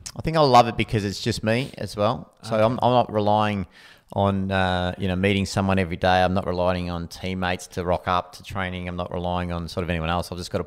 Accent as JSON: {"language": "English", "town": "Anglesey", "region": "Wales", "country": "United Kingdom", "tie": "born or raised there", "said": "So growing up in Anglesey, I just remember the feeling that it gave me during running."}